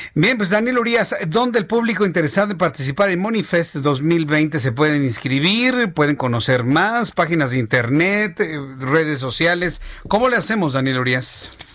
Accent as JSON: {"language": "Spanish", "country": "Mexico", "said": "como sociedad mexicana"}